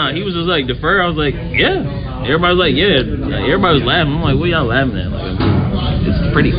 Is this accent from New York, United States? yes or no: no; Charlotte, North Carolina, United States; I don't think Coach knew I was from Charlotte